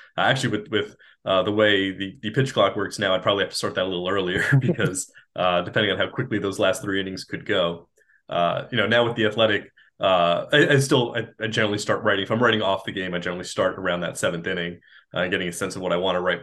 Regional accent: New Jersey, United States; moved away as an adult; also born or lived in Boston; where I grew up in New Jersey

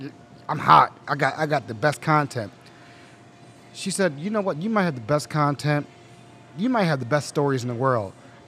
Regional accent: Randallstown, Maryland, United States; when I grew up in Baltimore, I lived all the way out in Randallstown, Baltimore County.

